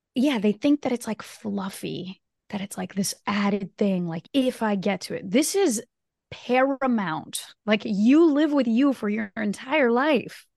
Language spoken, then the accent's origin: English; Brazil; first language Portuguese; English is a second language; moved away; Portuguese is actually my native tongue. So I was born in, in Brazil